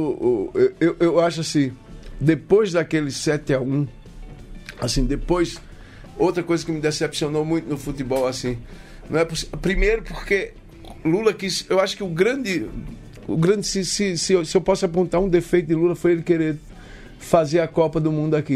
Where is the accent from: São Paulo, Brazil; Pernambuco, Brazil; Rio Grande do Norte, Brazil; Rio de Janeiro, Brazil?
Pernambuco, Brazil; accent: Northeastern; com o nosso sotaque regional, nordestino